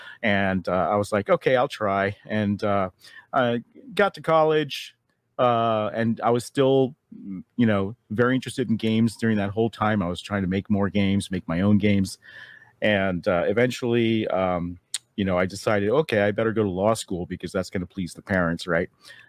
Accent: Taiwan; I grew up overseas in Taiwan. My mother's Chinese

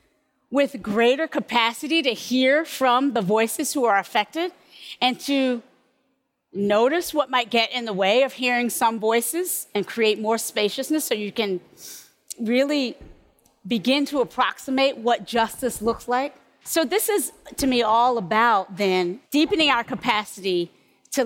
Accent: Kinston, North Carolina, United States; now in California, United States; growing up in North Carolina, I was sort of trained and formed to be most comfortable around English

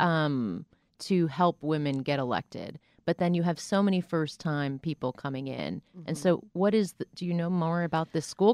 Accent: Boca Raton, Florida, United States; I grew up in Boca Raton, Florida.

